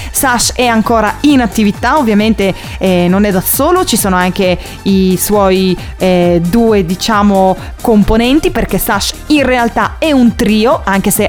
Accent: Sardinia, Italy; ma io sono cresciuta in Sardegna e quindi il primo locale che frequentavo era questa mega discotecona chiamata Why Not

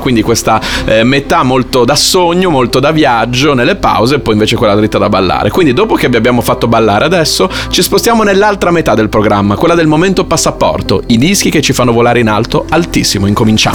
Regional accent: Bologna, Emilia-Romagna, Italy; sono bolognese

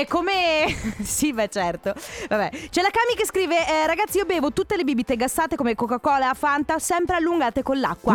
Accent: Veneto, Italy; da Veneta

